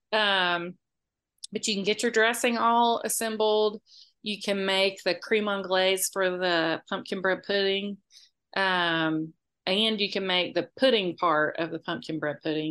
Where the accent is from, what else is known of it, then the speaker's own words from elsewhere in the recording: Moultrie, Georgia, United States; I grew up in Moultrie most of my life, which was an hour away